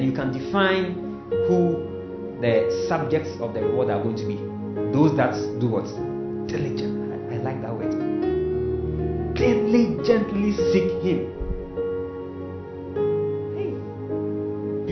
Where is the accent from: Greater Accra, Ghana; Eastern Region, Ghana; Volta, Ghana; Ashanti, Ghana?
Ashanti, Ghana; Kumasi; English is a second language; I'm coming from Kumasi. I don't understand English.